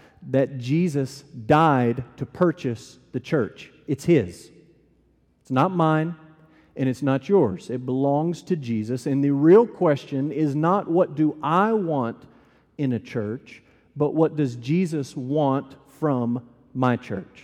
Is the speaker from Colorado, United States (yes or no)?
no; Amarillo, Texas, United States; moved away as an adult; also born or lived in Louisville, Kentucky; I grew up in Amarillo, Texas.